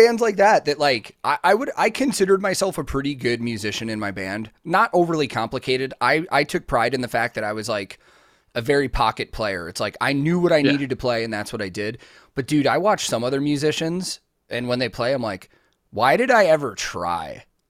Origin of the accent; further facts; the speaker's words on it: Chicago, Illinois, United States; now in Nashville, United States; I grew up in the Chicago music scene my whole life, like, until I moved to Nashville.